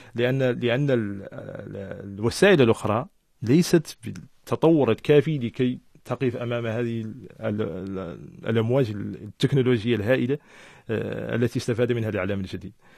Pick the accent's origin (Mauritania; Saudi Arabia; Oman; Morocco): Mauritania; أنا أول موريتاني